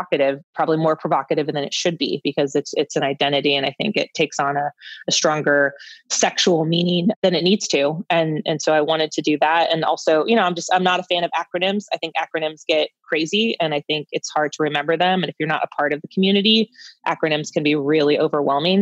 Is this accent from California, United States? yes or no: yes; San Francisco, California, United States; I grew up in San Francisco